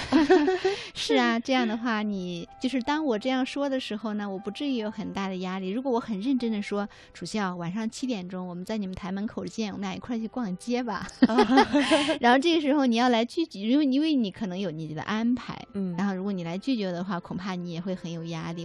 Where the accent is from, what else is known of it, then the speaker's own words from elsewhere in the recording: China; 我们中国人